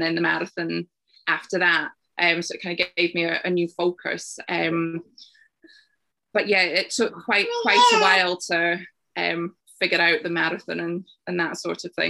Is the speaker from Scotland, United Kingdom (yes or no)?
yes; Isle of Arran, Scotland, United Kingdom; I grew up on the Isle of Arran, and every year they had a sports day with all the primary schools taking part in the summer.